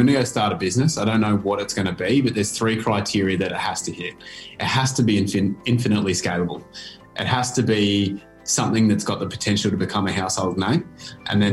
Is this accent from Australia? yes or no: yes; Bendigo, Victoria, Australia; I grew up in Bendigo, which at the time was a pretty, it was one of the least multicultural towns in the country